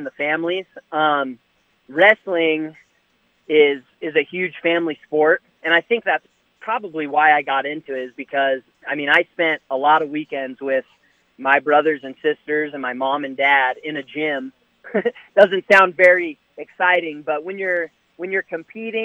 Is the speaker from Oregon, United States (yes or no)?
yes; Roseburg, Oregon, United States; moved away as an adult; So I grew up in Roseburg, Oregon. It's southwestern Oregon